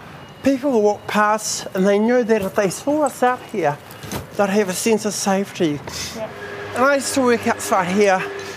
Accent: Taranaki, New Zealand; born there; I was born in Taranaki, like.

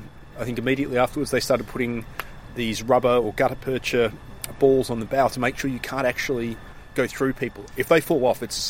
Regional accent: Australia; now in Cambridge, United Kingdom; as an Australian

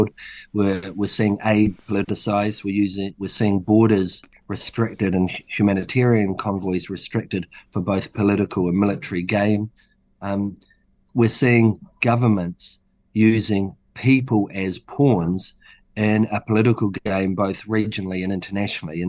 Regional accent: Hawke's Bay, New Zealand; also born or lived in Auckland; I'm from Hawke's Bay

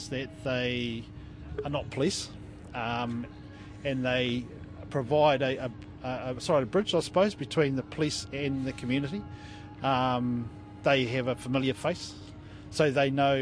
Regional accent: Wairarapa, Wellington, New Zealand; I'm from the Wairarapa

